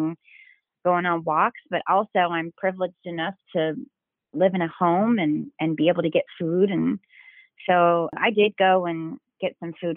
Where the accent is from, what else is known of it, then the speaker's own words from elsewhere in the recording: Broken Arrow, Oklahoma, United States; I grew up in Broken Arrow, Oklahoma